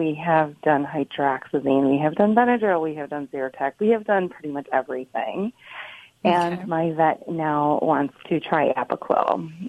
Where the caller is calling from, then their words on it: Buffalo, New York, United States; I am calling from Buffalo, New York.